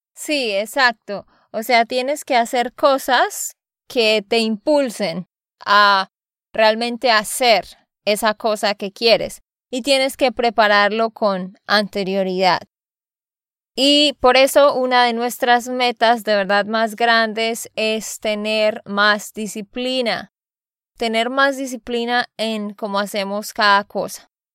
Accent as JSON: {"language": "Spanish", "region": "Santander", "country": "Colombia", "said": "de Santander, Colombia"}